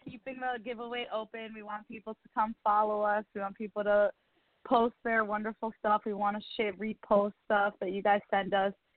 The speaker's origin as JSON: {"language": "English", "region": "New York", "country": "United States", "said": "I am a New Yorker"}